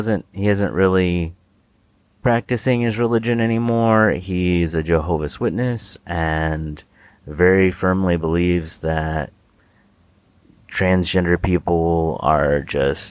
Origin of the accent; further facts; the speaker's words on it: United States; we're both from the States